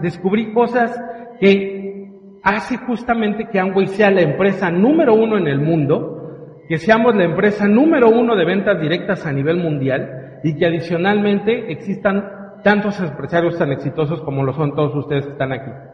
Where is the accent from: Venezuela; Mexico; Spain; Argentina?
Mexico